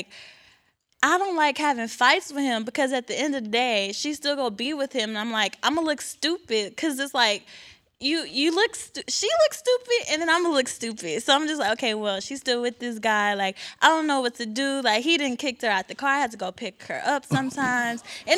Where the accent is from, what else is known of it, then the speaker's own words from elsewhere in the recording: Houston, Texas, United States; I'm from Houston, Texas, and I'm a psychology major.